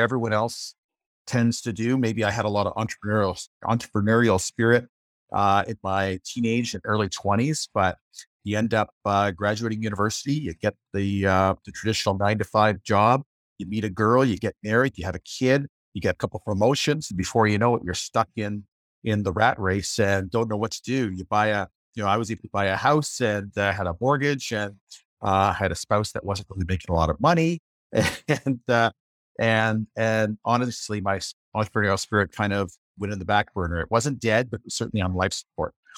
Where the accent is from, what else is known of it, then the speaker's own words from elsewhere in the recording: Windsor, Ontario, Canada; moved away as an adult; I grew up in the Windsor, Ontario area